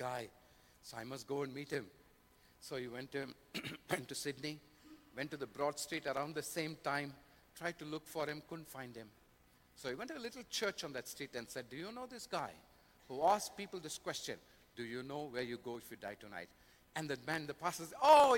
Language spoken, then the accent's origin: English; India; I come from India